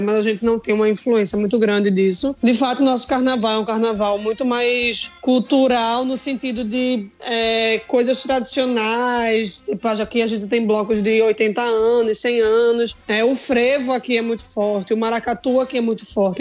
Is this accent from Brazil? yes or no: yes; Northeast Brazil, Brazil; a gente é nordeste do Brasil, é, um, é uma região muito quente